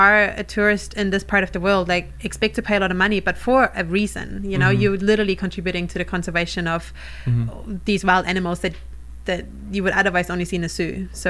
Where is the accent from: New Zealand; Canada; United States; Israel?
New Zealand; accent: Kiwi; Sorry, my Kiwi accent is going to confuse everyone.